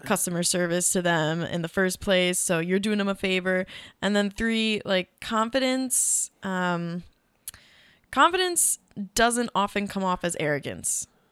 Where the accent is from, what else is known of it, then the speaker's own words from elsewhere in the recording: Midwest, United States; we grew up in the Midwest